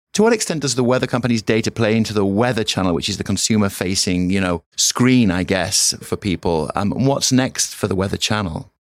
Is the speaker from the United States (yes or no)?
no; York, Yorkshire and the Humber, United Kingdom; From the northeast of England, York